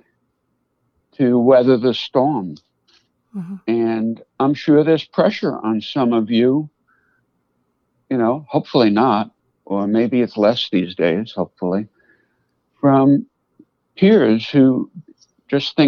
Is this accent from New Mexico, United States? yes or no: no; New York City, New York, United States; also born or lived in Boston; now in Westchester County, United States; I grew up in the Bronx. That's part of New York City